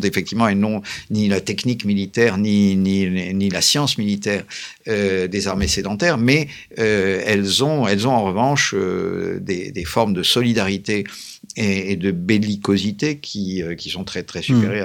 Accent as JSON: {"language": "French", "country": "France", "said": "nous sommes des Français, paraît-il"}